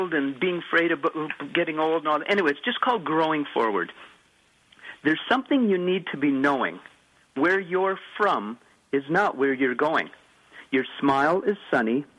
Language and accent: English; Canada; I'm from Canada